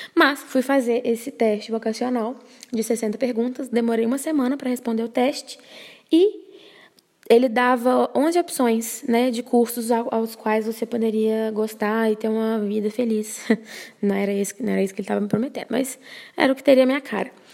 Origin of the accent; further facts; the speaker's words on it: Brazil; sendo brasileira